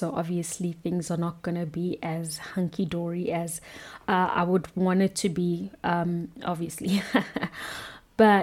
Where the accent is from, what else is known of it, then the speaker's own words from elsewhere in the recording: South Africa; being a South African